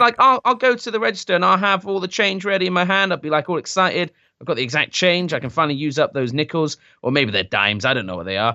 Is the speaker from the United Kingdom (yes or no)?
yes; United Kingdom; I am British.